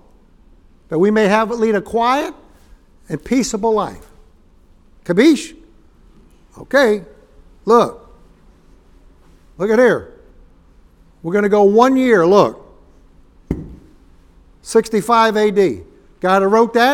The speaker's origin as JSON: {"language": "English", "town": "New York City", "region": "New York", "country": "United States", "tie": "born or raised there", "said": "When I was a little boy growing up in Yorkville in Upper East Side of Manhattan"}